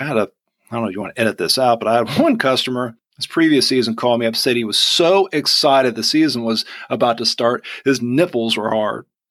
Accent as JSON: {"language": "English", "region": "Georgia", "country": "United States", "also_born_or_lived": "Vidalia, Georgia / Atlanta, Georgia", "accent": "Southern"}